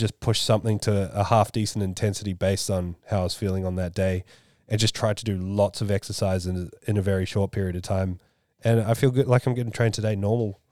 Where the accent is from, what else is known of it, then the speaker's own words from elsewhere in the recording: Australia; I'm the Aussie